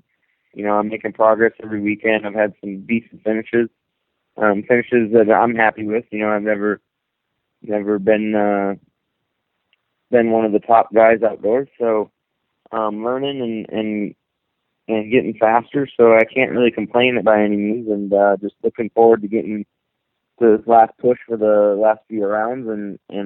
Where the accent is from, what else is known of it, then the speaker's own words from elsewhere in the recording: Minnesota, United States; I grew up in Minnesota